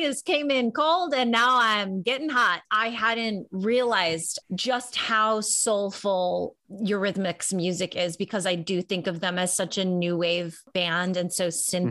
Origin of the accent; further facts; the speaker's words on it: Chicago, Illinois, United States; I'm from Chicago